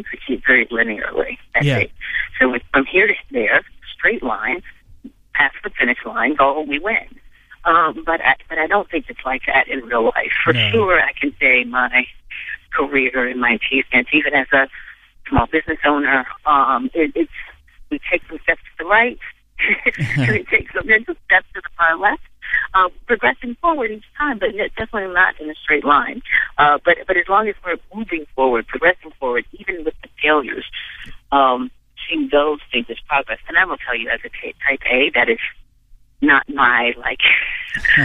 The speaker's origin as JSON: {"language": "English", "region": "Midwest", "country": "United States", "said": "I'm from the Midwest"}